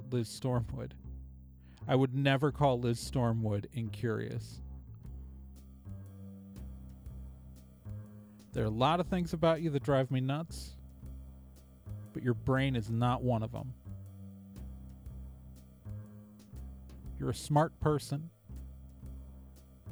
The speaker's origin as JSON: {"language": "English", "region": "West Coast", "country": "United States", "also_born_or_lived": "Midwest", "moved": "as an adult", "said": "I only came to the Midwest for a job. Like, I'm from the West Coast."}